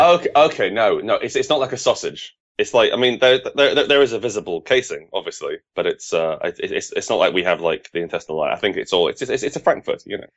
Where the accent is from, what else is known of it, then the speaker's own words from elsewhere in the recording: United Kingdom; as a Brit